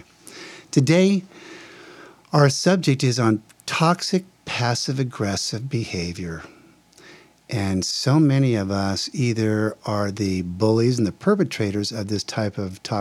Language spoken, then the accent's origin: English; New Jersey, United States; now in Palm Springs, United States; I'm from New Jersey originally